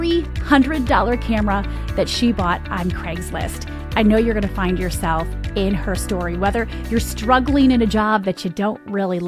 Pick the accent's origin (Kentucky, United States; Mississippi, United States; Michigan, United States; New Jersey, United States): Michigan, United States; I'm from Michigan. So we're gonna go there with our accents today